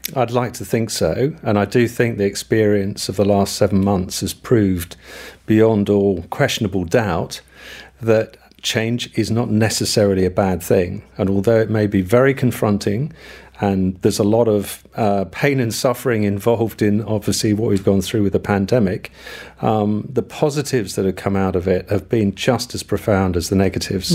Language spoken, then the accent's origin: English; United Kingdom; moved away; I am British.